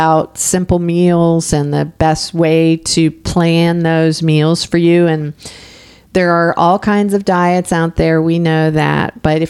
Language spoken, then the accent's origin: English; Pittsburgh, Pennsylvania, United States; accent: Pittsburgh; my Pittsburgh accent comes out sometimes.